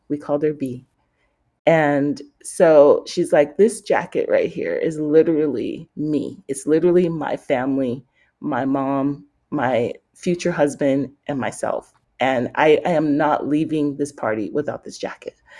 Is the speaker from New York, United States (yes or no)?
no; San Francisco, California, United States; I grew up around fashion in San Francisco.